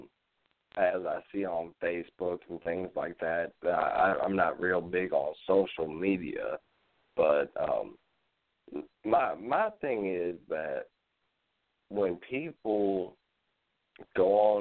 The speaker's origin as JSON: {"language": "English", "region": "Virginia", "country": "United States", "said": "I come from Virginia in a county that was really established before Yorktown, Virginia"}